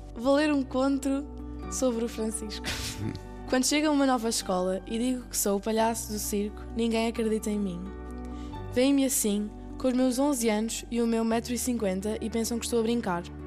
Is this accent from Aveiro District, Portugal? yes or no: no; Lisbon, Portugal; Eu nasci em Lisboa.